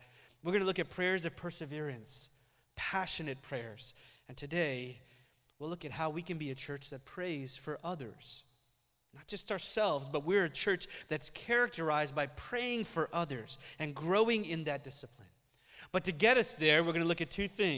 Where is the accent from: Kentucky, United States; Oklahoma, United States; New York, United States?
Oklahoma, United States; Oklahoma City; first language Malayalam; visit us in Oklahoma City every year and stay with us for a few months at a time